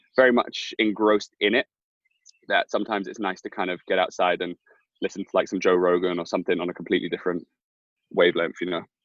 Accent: London, United Kingdom; I grew up in Hackney

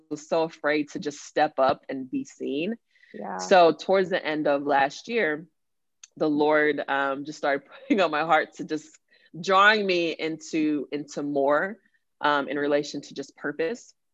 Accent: Nigeria; earlier I talked about being Nigerian and I love my culture

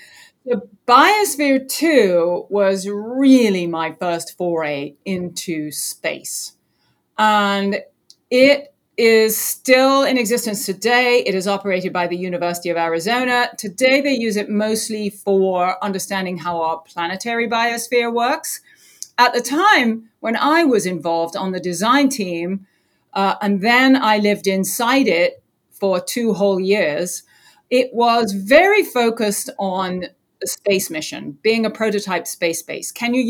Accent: England, United Kingdom; now in Florida, United States; So here I am on the Space Coast in Florida. I just got done saying, you know, growing up in England, it didn't really occur to me that I could really get involved in space.

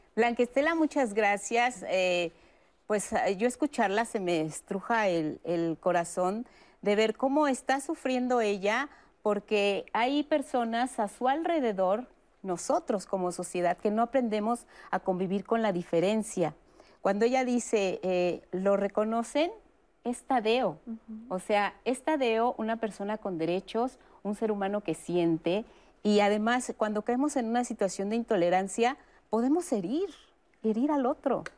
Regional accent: Mexico; somos los mexicanos

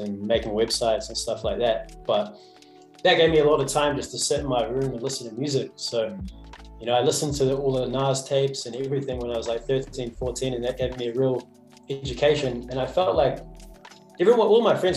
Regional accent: South Canterbury, New Zealand; I grew up down south in South Canterbury, between Timaru and Christchurch.

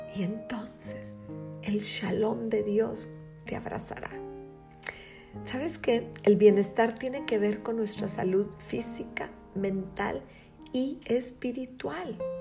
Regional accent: Mexico; Somos mexicanos

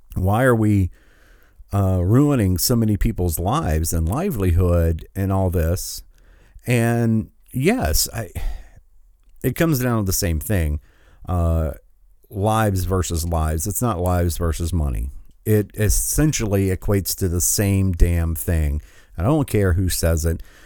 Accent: Michigan, United States; my home state, which is, I was glad to see, uh, the other day that tens of thousands of Michiganders

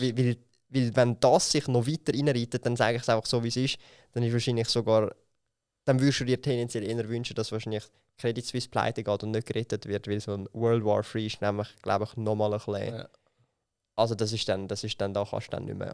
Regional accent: Switzerland; bei uns in der Schweiz

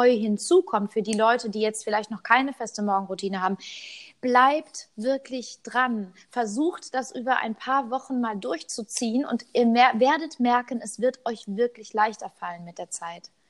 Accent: Cologne, North Rhine-Westphalia, Germany; Ja, ich komme aus Köln. Ist jetzt nicht so die Stadt, wo man, sage ich mal, sagt, das ist the place to be.

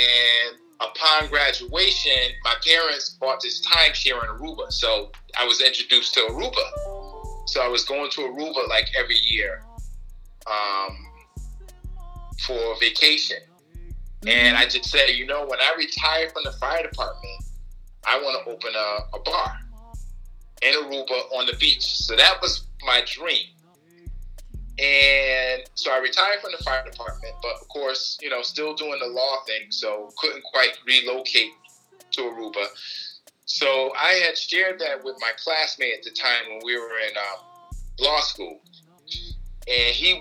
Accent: Bloomfield, Connecticut, United States; I grew up in Bloomfield.

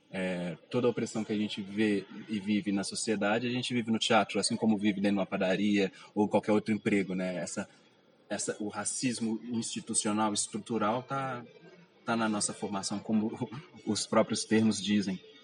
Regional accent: Belo Horizonte, Minas Gerais, Brazil; Nasci no bairro Goiânia, fica na região Nordeste. Vivi lá até uns 20 anos de idade

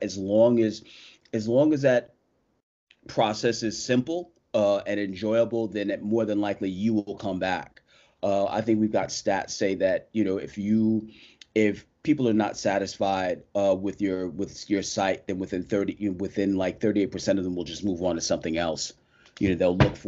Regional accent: New York, United States; I am a New Yorker born and raised

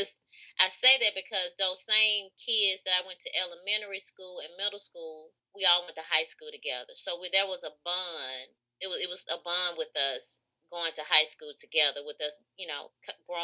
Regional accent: Mobile, Alabama, United States; I'm from Mobile, Alabama, Africa Town.

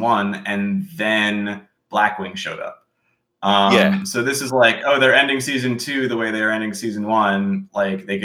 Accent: United States; as an American in an American audience

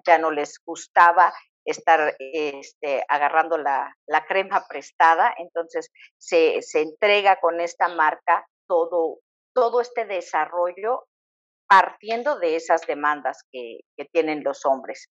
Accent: Mexico; nosotros tradicionalmente como mexicanos también tenemos una serie de hábitos

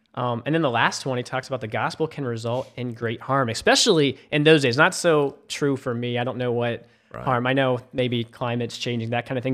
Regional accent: Memphis, Tennessee, United States; moved away as an adult; also born or lived in South Carolina; now in Charleston, United States; I grew up in Memphis, Tennessee.

